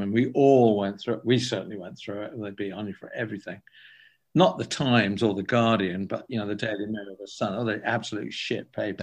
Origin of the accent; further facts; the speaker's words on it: England, United Kingdom; I'm from England